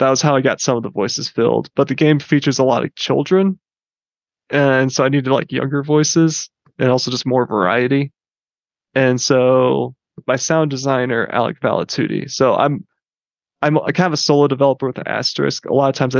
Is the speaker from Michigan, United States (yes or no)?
yes; Grand Rapids, Michigan, United States; I grew up in Grand Rapids, Michigan.